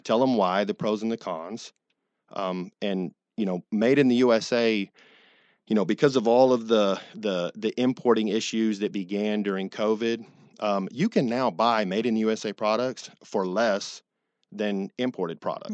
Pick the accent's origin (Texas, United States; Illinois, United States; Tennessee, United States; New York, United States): Texas, United States; Dallas; moved away; I'm originally from Texas